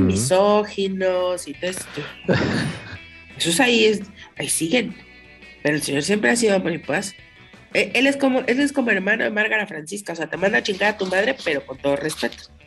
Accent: Mexico; nosotros como mexicanos

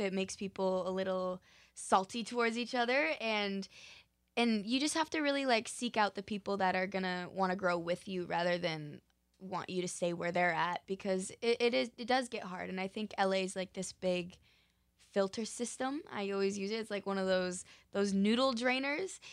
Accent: Park City, Utah, United States; now in Los Angeles, United States; I'm originally from Park City, Utah

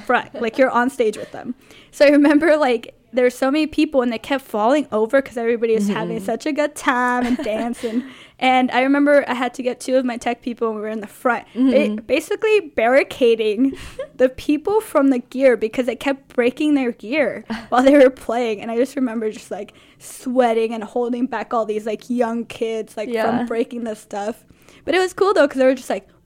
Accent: Los Angeles, California, United States; now in San Francisco, United States; I'm from Los Angeles

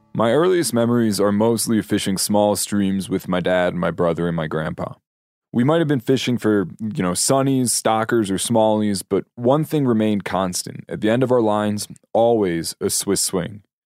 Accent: Pennsylvania, United States; my home state of Pennsylvania

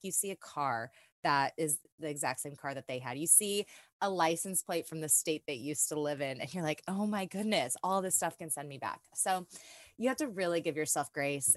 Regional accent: California, United States; moved away as an adult; now in Nashville, United States; I'm originally from California and I moved out to Nashville about two months after the breakup

